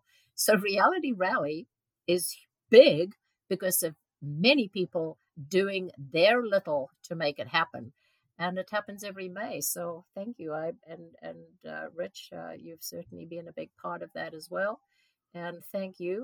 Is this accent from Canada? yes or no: no; Modderfontein, Gauteng, South Africa; moved away; I grew up in South Africa, and my father was a doctor on a fairly small town.